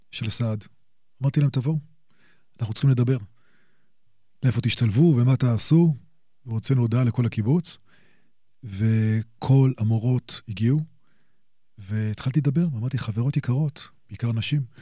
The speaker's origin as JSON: {"language": "Hebrew", "town": "Jerusalem", "region": "Jerusalem District", "country": "Israel", "tie": "born or raised there", "said": "נולדתי בירושלים, אמ, וגדלתי פה"}